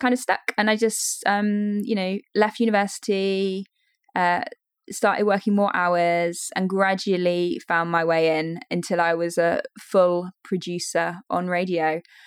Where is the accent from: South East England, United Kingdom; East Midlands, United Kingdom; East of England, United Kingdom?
East Midlands, United Kingdom; Leicester; I grew up in Leicestershire. I've very much stayed in this area